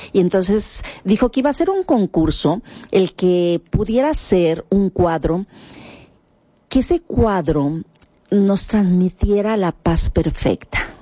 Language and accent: Spanish; Mexico